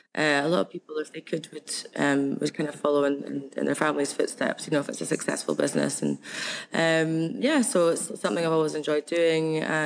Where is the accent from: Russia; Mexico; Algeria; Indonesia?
Algeria; now in Edinburgh, United Kingdom; I grew up in Algeria